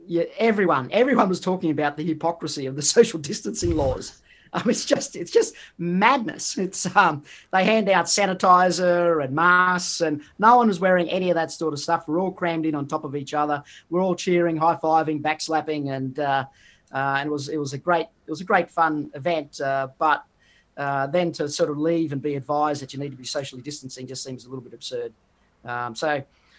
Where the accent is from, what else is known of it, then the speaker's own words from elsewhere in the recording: Queensland, Australia; I'm from Queensland